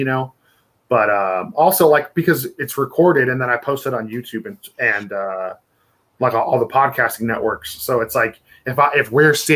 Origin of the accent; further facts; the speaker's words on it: the Bay Area, California, United States; we're from the Bay.